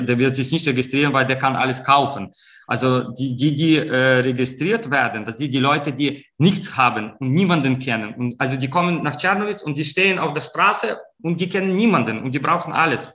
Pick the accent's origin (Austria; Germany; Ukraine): Ukraine